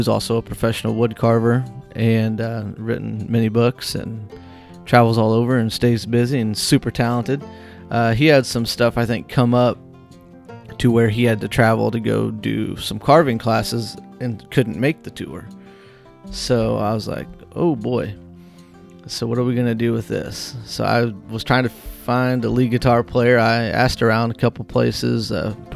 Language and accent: English; Whitehall, Illinois, United States; where I was living at the time in Whitehall, my hometown